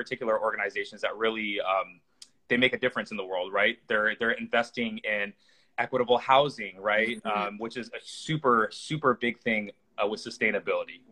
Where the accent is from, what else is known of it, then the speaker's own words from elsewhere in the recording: the Northwest, Pacific Northwest, United States; growing up in the Northwest